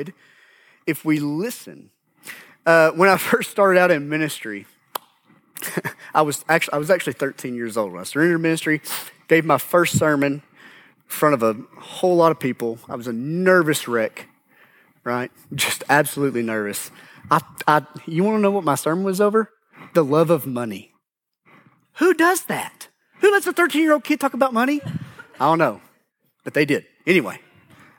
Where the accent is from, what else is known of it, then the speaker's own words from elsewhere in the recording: United States; I grew up in Grant County.